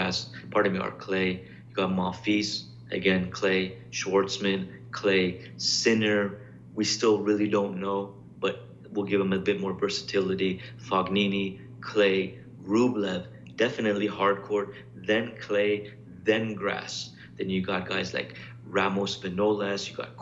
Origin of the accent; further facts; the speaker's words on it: Canada; I'm Canadian